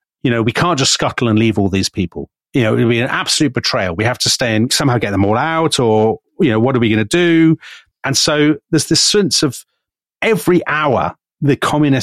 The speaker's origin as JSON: {"language": "English", "country": "United Kingdom", "said": "as a Brit"}